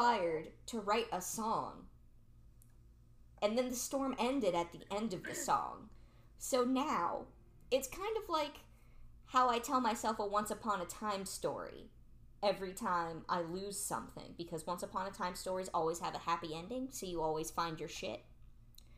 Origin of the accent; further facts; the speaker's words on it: Alliance, Ohio, United States; I was born in Alliance, Ohio